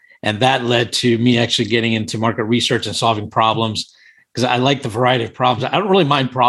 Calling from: Washington, District of Columbia, United States; I'm in Washington, D.C. currently.

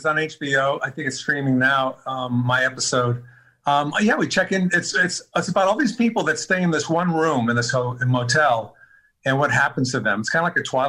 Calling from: Los Angeles, California, United States; I'm in Los Angeles, the west side.

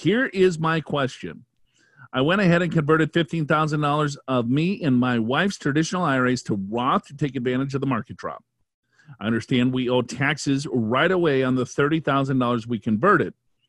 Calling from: Chicago, Illinois, United States; I'm actually asking from Chicago.

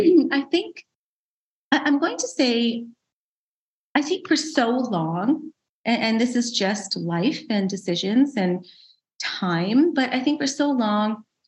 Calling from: Calgary, Alberta, Canada; I'm in Canada. I'm in Calgary, Alberta, the lovely west of Canada.

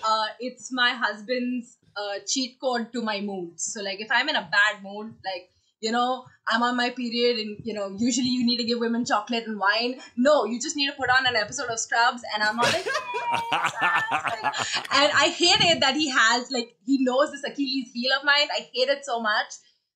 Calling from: India; I'm calling from India.

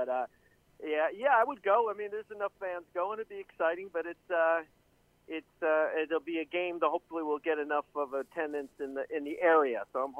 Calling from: Tampa, Florida, United States; from sunny Tampa.

